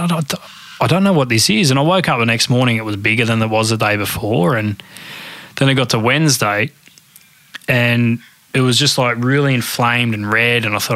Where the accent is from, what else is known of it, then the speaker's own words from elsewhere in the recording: Australia; as an Aussie